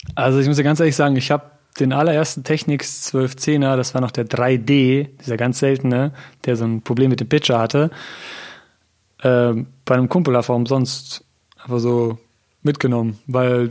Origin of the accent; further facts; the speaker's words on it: Hann. Münden, Lower Saxony, Germany; now in Göttingen, Germany; ich komme ursprünglich aus Hannmünden